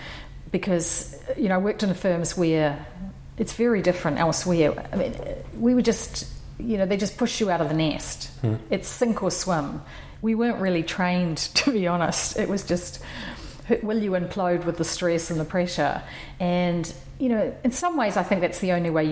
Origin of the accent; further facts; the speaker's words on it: New Zealand; moved away as an adult; also born or lived in New York; I was born in New Zealand, and I studied in New Zealand, my undergraduate